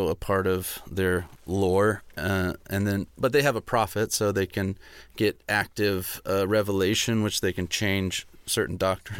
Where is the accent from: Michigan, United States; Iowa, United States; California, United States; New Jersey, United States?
California, United States; Orange County; born or raised there